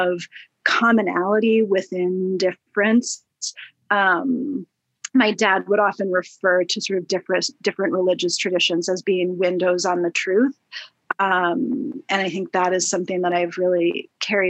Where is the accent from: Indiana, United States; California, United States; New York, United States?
New York, United States; also born or lived in Minnesota; I also grew up primarily in a New York neighborhood